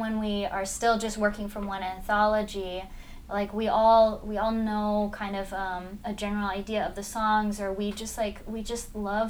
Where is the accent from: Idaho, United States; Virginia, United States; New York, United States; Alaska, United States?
Alaska, United States; growing up in Alaska